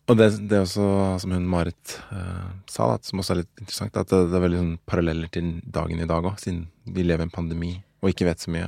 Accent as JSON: {"language": "Norwegian", "region": "Oslo", "country": "Norway", "said": "Og halvt norsk, og fra Ammerud"}